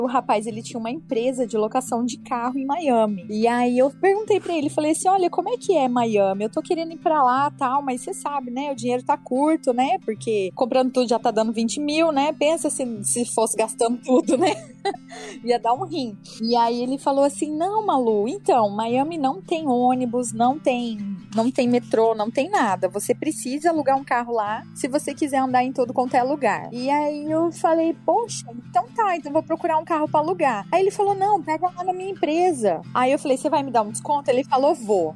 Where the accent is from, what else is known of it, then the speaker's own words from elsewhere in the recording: Brazil; I'm from Brazil. tipo, eu sou do Brasil